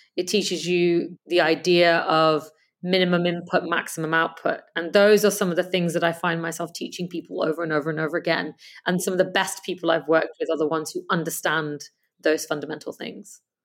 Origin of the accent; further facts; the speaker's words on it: Canada; moved away as an adult; also born or lived in England; So I grew up in Canada and, um, I'm also English